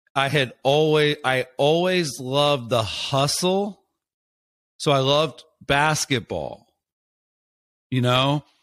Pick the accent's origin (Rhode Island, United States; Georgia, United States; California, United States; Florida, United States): Florida, United States; I'm from a small place, I grew up in Florida